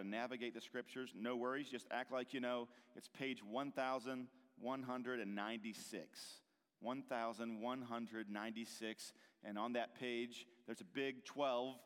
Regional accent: Hagerstown, Maryland, United States; I grew up here in Hagerstown on the west side of Maryland

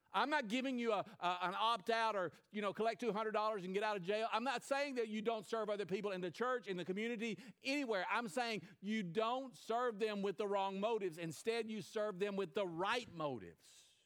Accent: United States; as an American

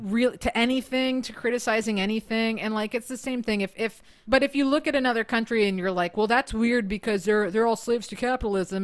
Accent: United States; as an American

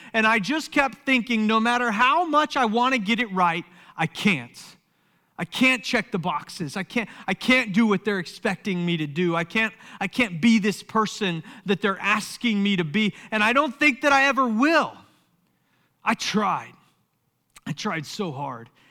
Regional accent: Summerville, South Carolina, United States; I grew up in Somerville, South Carolina

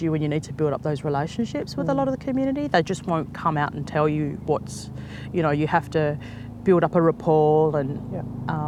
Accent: Fremantle, Western Australia, Australia; also born or lived in Perth, Subiaco / Katanning; So I grew up around the Hamilton Hill, Fremantle area. Most of my life

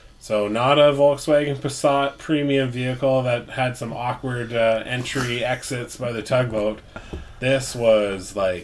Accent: Canada; being polite Canadian gentlemen

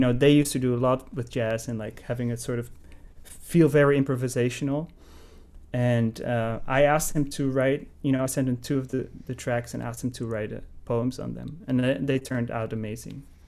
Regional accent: Netherlands; moved away as an adult; also born or lived in Amsterdam, Netherlands; now in New York, United States; I'm from Holland. Uh, I grew up in the Netherlands.

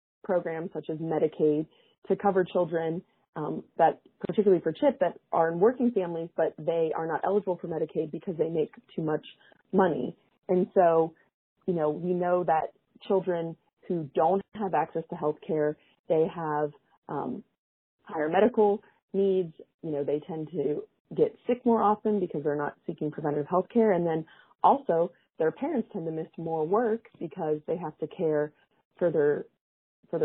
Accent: West Virginia, United States; my home state, West Virginia

